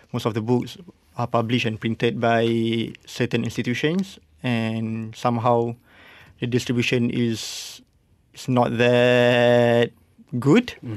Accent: Malaysia; Malaysia, relative to Indonesia, we are much smaller

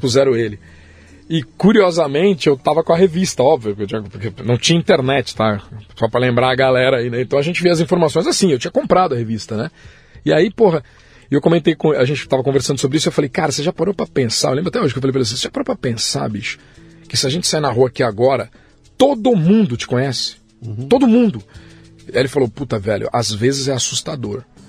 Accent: Guarulhos, São Paulo, Brazil; eu nasci em São Paulo, mas nunca morei em São Paulo. Eu uhum. moro em Guarulhos desde o meu nascimento

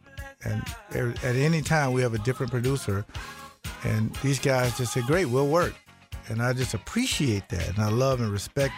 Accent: Florida, United States; moved away; also born or lived in Wisconsin; The state of Wisconsin has been there for me since 1990. Although I'm from Florida.

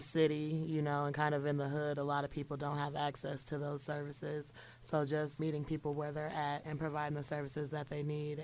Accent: Springfield, Illinois, United States; I'm from Springfield, Illinois, born and raised.

